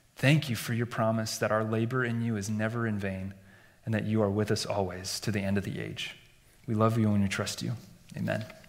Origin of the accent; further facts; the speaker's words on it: Iowa, United States; Growing up in Iowa, in a believing family, and in, in the church